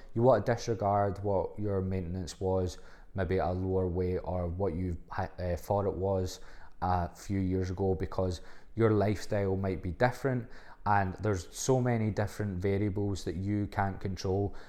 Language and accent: English; Livingston, Scotland, United Kingdom; I'm from Livingston